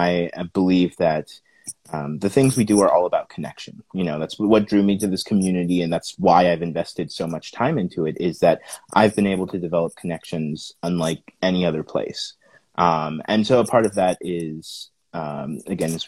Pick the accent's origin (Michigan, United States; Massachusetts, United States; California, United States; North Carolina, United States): California, United States; also born or lived in Sacramento; I'm originally from a super small town in California